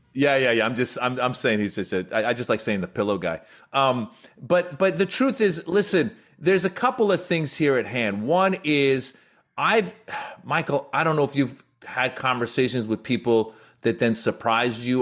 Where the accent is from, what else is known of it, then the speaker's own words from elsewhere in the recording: Iran; moved away; And so I was born in Iran, all right? I was in Iran before the Islamic Revolution happened